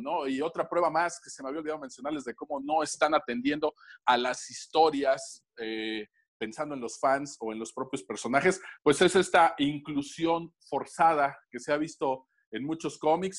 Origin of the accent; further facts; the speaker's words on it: Tlaxcala, Mexico; cuando yo era niño me tocó la saga de Fénix Obscura o el traje negro de Spider-Man con las guerras secretas y la verdad era una odisea para mí en Tlaxcala completar eso